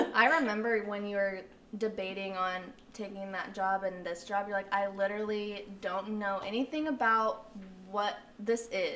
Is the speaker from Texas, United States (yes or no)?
yes; Flower Mound, Texas, United States; also born or lived in Midland; we grew up in Flower Mound, Luis and I, and it was like a bubble